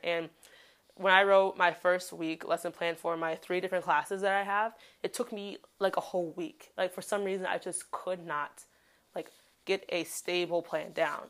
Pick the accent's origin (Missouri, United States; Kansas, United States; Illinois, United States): Illinois, United States; Chicago; moved away as an adult; now in Daegu, South Korea; I am a Black woman from Chicago